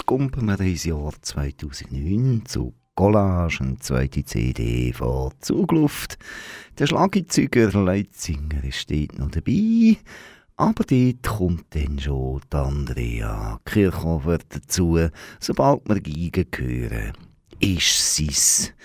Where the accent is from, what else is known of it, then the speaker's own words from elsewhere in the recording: Aargau, Switzerland; als Aargauer